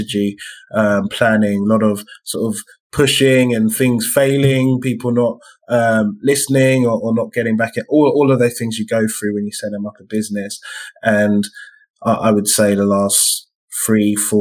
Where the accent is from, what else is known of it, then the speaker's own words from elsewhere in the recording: London, United Kingdom; as a Black man growing up in East London